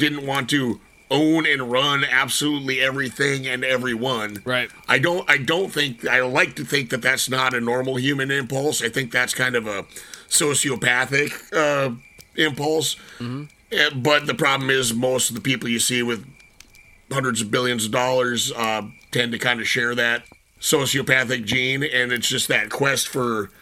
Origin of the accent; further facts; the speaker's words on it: North Dakota, United States; moved away; growing up in North Dakota